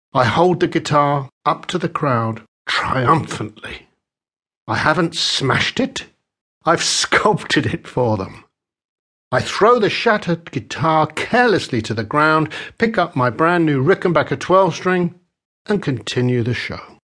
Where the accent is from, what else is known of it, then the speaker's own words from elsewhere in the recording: London, United Kingdom; I was born in West London just as the devastating Second World War came to a close.